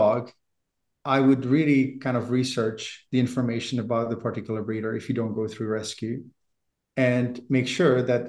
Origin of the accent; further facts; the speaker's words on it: Czechia; moved away as an adult; also born or lived in Prague; now in Canada; I'm from the Czech Republic originally, I've lived in Canada for 30 years